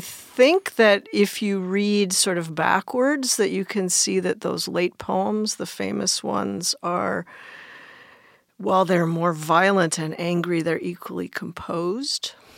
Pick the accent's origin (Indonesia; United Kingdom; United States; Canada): United States; also born or lived in Belleville, Illinois; now in Hawaii, United States; I grew up in the D C suburbs